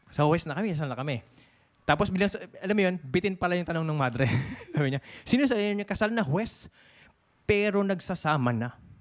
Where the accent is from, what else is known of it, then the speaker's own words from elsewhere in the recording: Philippines; moved away; sa ibang bansa kami. So, eh, umuwi kami sa Pilipinas